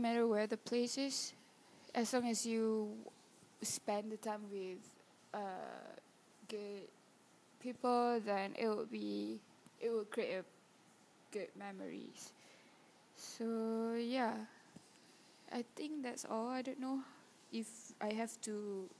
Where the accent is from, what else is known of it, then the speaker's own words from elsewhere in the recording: Kelantan, Malaysia; moved away; I'm from Kelantan and it's like I didn't go back